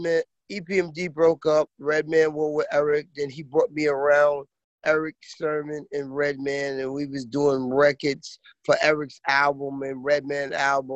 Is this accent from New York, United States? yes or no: yes; Roosevelt, New York, United States; also born or lived in Central Islip, Long Island; I'm from Roosevelt, Long Island, and then I moved to Central Islip, Long Island.